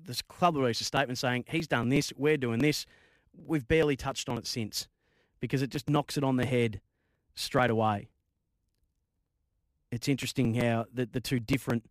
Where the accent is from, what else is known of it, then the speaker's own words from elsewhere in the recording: Bendigo, Victoria, Australia; I grew up in Bendigo